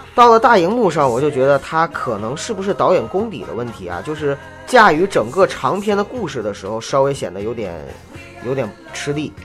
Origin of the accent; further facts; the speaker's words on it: Northeast China, China; 而我是东北人